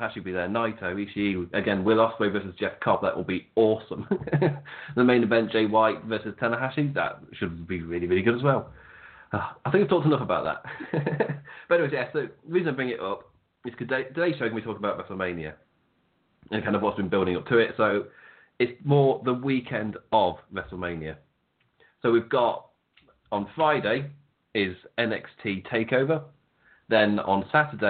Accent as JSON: {"language": "English", "region": "England", "country": "United Kingdom", "said": "we're English"}